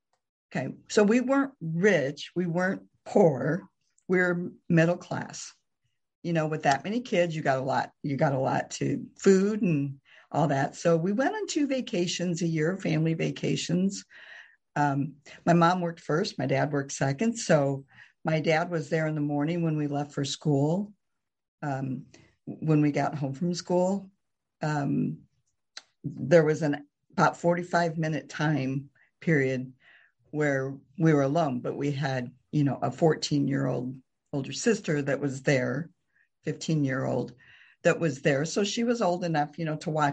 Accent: Morton, Illinois, United States; also born or lived in Kansas; now in Pekin, United States; I grew up in Morton

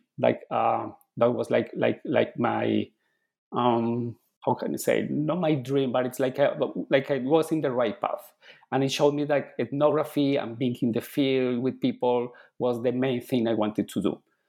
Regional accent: Bogota, Bogotá Capital District, Colombia; English is a second language; moved away; Okay, so I was born in Colombia. I was born and raised in Colombia. I grew up in a city called Bogota, which is the capital city.

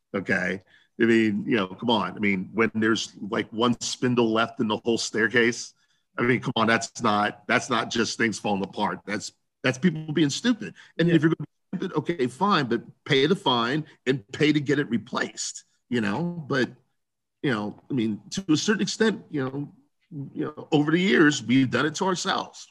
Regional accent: Columbus, Ohio, United States; I grew up in Central Ohio, Columbus, Ohio

